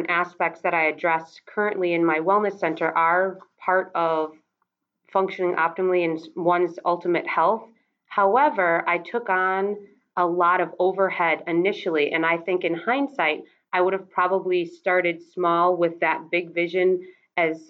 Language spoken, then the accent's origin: English; Wisconsin, United States; I'm from Wisconsin.